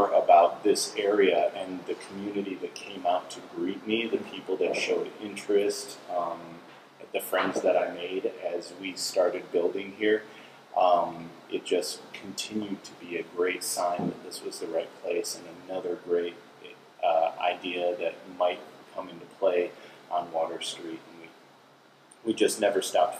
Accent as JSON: {"language": "English", "town": "Kalamazoo", "region": "Michigan", "country": "United States", "tie": "born or raised there", "moved": "yes", "said": "That's my hometown, Kalamazoo, Michigan"}